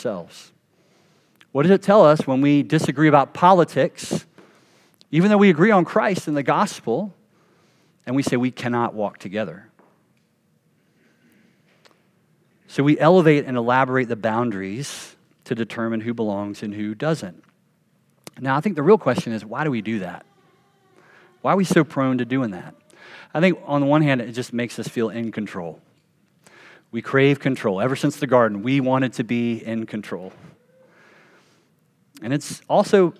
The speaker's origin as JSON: {"language": "English", "region": "the South", "country": "United States", "tie": "born or raised there", "said": "I grew up Baptist in the South"}